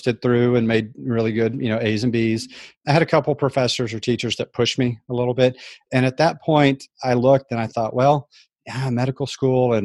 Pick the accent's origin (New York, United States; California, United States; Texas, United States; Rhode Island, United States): Texas, United States; San Antonio; I grew up in San Antonio, Texas